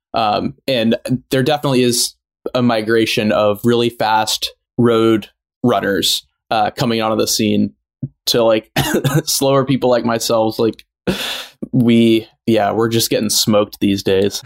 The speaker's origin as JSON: {"language": "English", "town": "San Francisco", "region": "California", "country": "United States", "tie": "born or raised there", "said": "I grew up in San Francisco before the big tech boom, and I'm I still live here"}